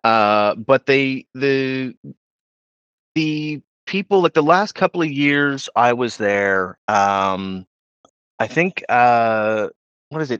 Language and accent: English; Pictou County, Nova Scotia, Canada; I grew up in Pictou County